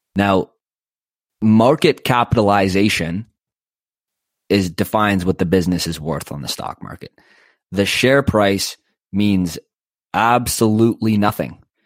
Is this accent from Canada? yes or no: yes; Canada; I'm Canadian